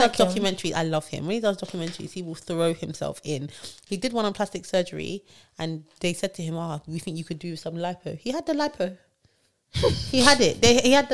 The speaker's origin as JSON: {"language": "English", "region": "London", "country": "United Kingdom", "said": "I'm from London"}